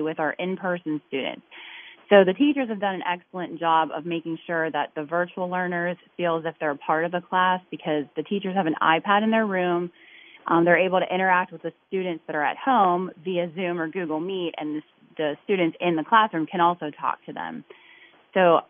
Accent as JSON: {"language": "English", "town": "Natrona Heights", "region": "Pennsylvania", "country": "United States", "tie": "born or raised there", "said": "I'm originally from Natrona Heights, and now I live very closely to where I grew up"}